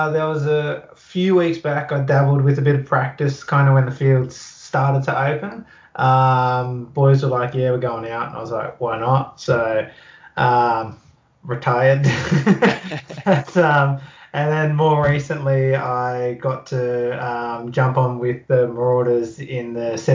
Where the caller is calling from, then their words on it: Campbelltown, New South Wales, Australia; but yeah, at home at uh, in Campbelltown